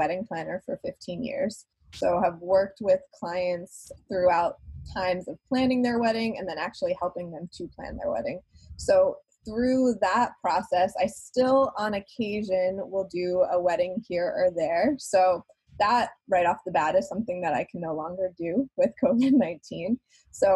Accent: New York, United States; moved away; I'm originally a New Yorker

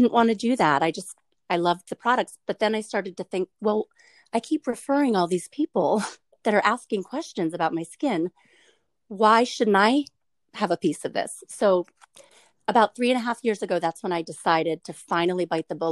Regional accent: Maryland, United States; moved away as an adult; now in Wilmington, United States; I was born and raised in Maryland and grew up near the Chesapeake Bay

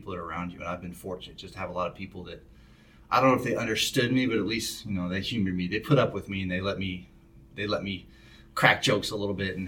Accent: Spokane, Washington, United States; born or raised there

